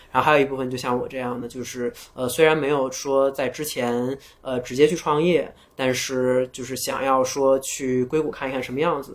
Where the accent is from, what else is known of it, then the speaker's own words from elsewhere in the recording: China; 我们中国人，中国人的梦想也可以走向全世界